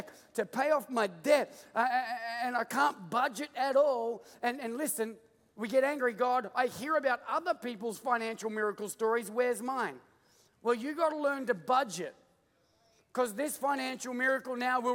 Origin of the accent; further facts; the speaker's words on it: Australia; moved away as an adult; now in United States; I'm Australian